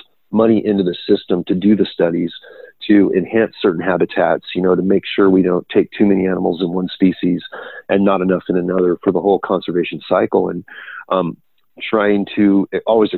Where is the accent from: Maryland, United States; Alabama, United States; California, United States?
California, United States; Silicon Valley; also born or lived in Temecula, California; I'm from the Silicon Valley. We got state parks here. We got private ranches, and I had grown up in this environment.